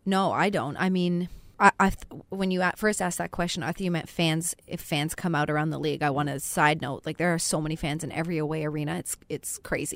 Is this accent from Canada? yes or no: yes; Canada; I'm Canadian